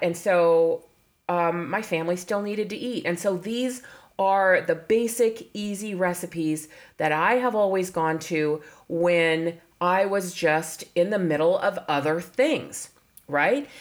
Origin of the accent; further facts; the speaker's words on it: California, United States; I was born in California